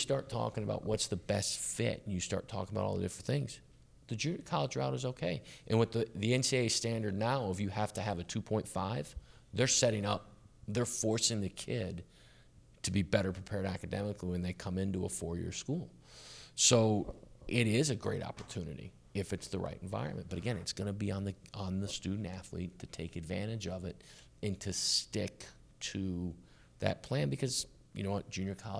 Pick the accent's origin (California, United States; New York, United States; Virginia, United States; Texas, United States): Texas, United States; Dallas; I grew up in Dallas, which is one big suburb.